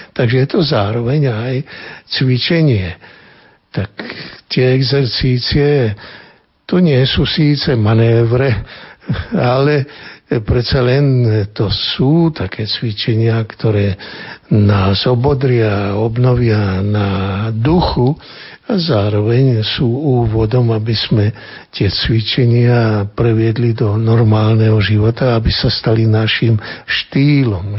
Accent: eastern Slovakia, Slovakia; u nás na východe

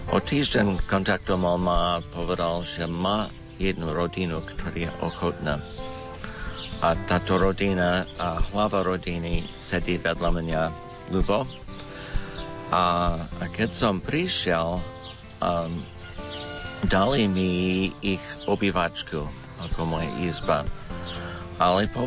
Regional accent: United States; Slovak is a second language; moved away as an adult; now in Slovakia; som Američan

